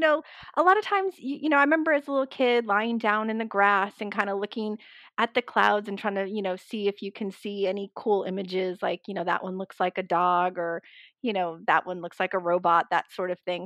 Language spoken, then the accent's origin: English; just outside of Boston, Massachusetts, United States; moved away as an adult; now in Atlanta, United States; I grew up just outside of Boston